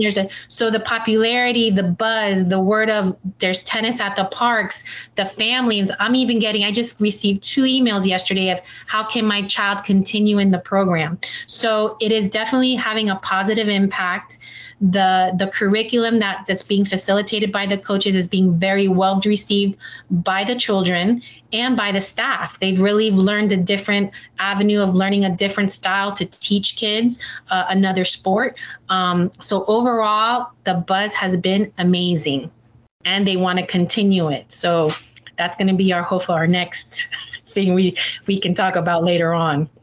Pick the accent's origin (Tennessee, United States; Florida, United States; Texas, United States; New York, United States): Florida, United States; Miami; I'm born and raised. I'm a homegrown Miami uh, girl at heart